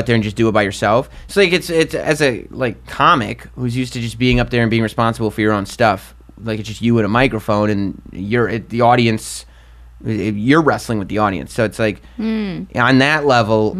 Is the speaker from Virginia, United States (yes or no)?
no; Westchester, New York, United States; I grew up in Westchester